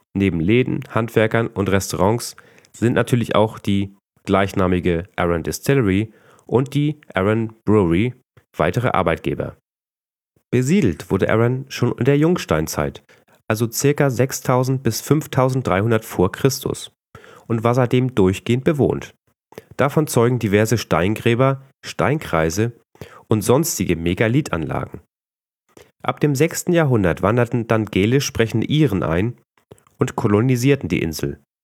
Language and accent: German; Northern Germany, Germany; als Norddeutscher neigt man doch sehr zum Nuscheln